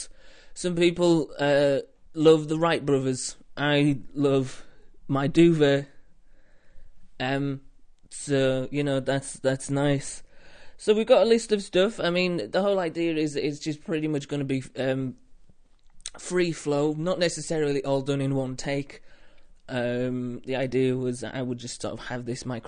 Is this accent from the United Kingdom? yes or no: yes; the north of England, United Kingdom; I'm from up north, where apparently it's grim.